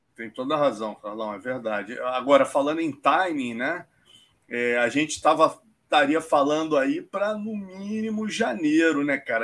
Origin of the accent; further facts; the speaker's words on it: Brazil; como brasileiro